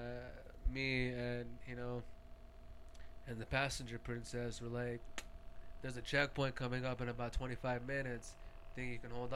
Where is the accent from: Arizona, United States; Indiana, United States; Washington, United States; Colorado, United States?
Arizona, United States; Phoenix; we're from Phoenix.